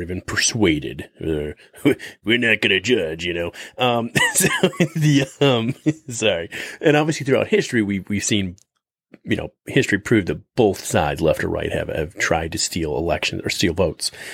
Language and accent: English; United States; we as the American people